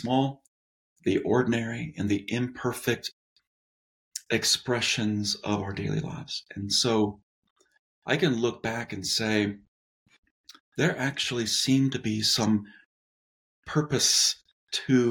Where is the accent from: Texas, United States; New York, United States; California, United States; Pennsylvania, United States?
California, United States; Southern; moved away as an adult; also born or lived in San Diego; now in Denver, United States; was born and raised in Southern California